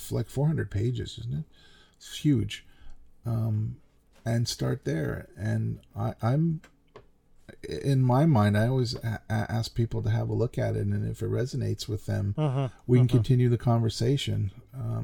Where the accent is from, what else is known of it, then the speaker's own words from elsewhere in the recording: Canada; I'm the Canadian